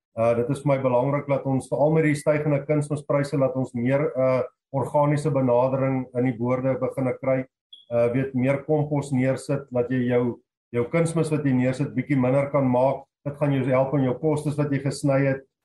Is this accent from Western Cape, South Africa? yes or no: no; Free State, South Africa; moved away as an adult; also born or lived in Lowveld, Mpumalanga; now in Mpumalanga, South Africa; 2005 het ek Laagveld toe getrek uh, van die Vrystaat af. Ek is ou Vrystater.